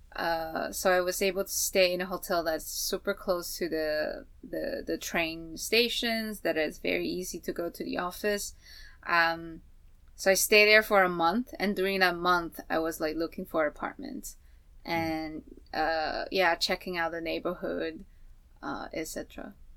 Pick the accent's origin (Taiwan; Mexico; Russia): Taiwan; moved away; I'm from Taiwan.